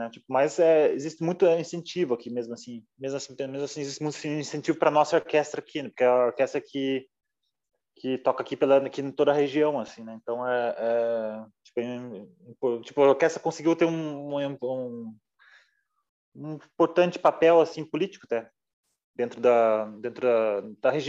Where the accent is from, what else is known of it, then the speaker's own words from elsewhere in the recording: Brazil; Porque eu venho do interior do Brasil, por exemplo, uma cidade interior pequena.